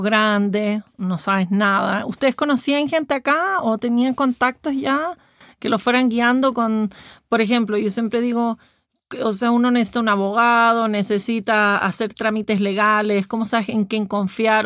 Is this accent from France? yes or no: no; Chile; los chilenos somos diferentes